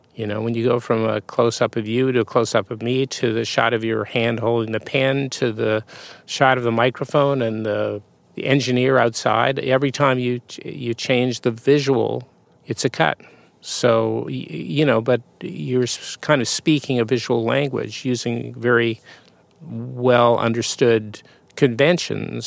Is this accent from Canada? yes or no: yes; Winnipeg, Manitoba, Canada; moved away; I grew up in Canada, yeah, in Winnipeg